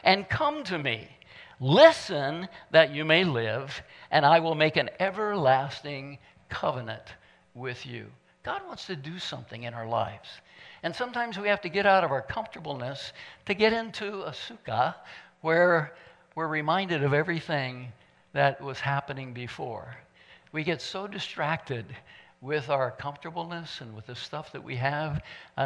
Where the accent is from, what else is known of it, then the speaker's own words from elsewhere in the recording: Midwest, United States; moved away; I'm from the Midwest, and so do things a little bit differently sometimes. I even talk differently sometimes because